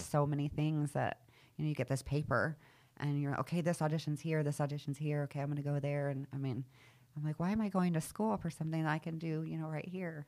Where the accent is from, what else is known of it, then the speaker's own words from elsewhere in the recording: Redondo Beach, California, United States; also born or lived in Beverly Hills, California / Palos Verdes, California; I spent the most of my, like, childhood and then teen years in, like, Redondo Beach or Palos Verdes, California.